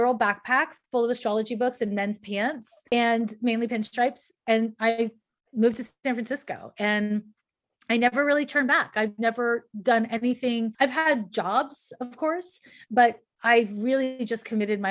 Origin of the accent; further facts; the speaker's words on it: Montreal, Quebec, Canada; I'm from Montreal, Quebec, Canada